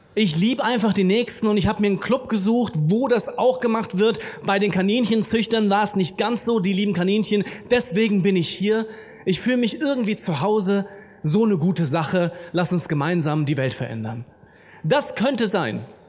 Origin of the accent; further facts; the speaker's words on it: Germany; wir sind Deutsche